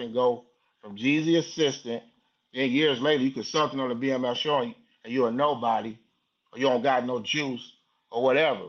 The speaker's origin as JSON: {"language": "English", "town": "Detroit", "region": "Michigan", "country": "United States", "said": "I'm from Detroit"}